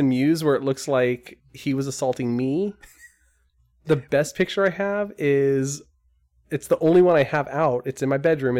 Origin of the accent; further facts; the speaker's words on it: Scotland, United Kingdom; accent: Scottish; The crappy part is I'm really proud of my Scottish accent, but when I'm put on the spot, I'm like...